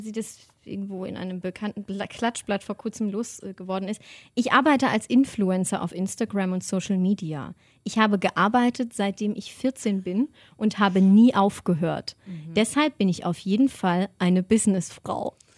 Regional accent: Germany; von Deutschland, von meiner Heimat

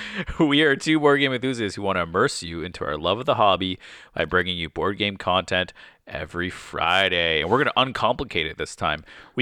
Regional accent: Windsor, Ontario, Canada; Yeah, so we're from Windsor, Ontario, and if you drive 3 hours, you can go to Frankenmuth, Michigan.

